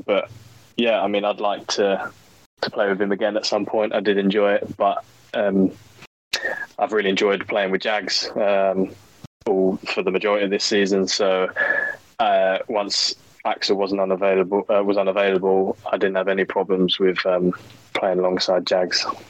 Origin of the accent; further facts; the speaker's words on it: England, United Kingdom; being English.